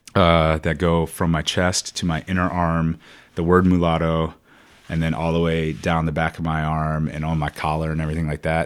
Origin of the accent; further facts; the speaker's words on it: Richmond, Virginia, United States; accent: southern drawl; moved away as an adult; also born or lived in Iowa / Indianapolis; I'm from Richmond